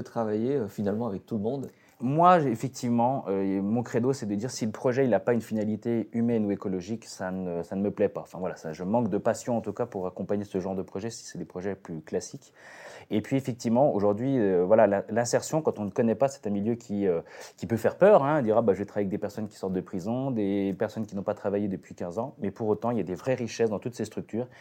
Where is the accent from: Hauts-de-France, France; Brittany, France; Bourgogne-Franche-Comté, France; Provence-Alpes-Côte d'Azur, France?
Bourgogne-Franche-Comté, France; Côte-d'Or; je suis plutôt originaire de, la Côte d'Or